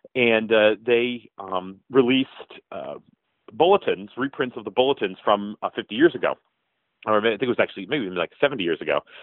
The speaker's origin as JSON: {"language": "English", "town": "Pittsburgh", "region": "Pennsylvania", "country": "United States", "said": "I'm from Pittsburgh"}